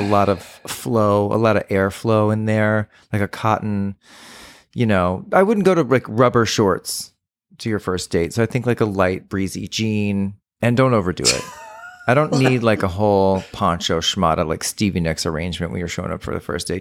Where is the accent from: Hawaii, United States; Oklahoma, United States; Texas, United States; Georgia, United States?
Texas, United States; San Antonio; when I was growing up in Texas